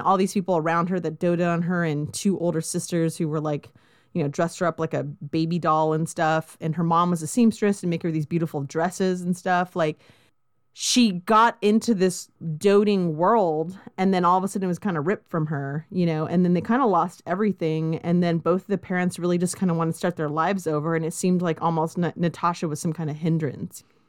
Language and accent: English; Southern California, United States; I grew up in Southern California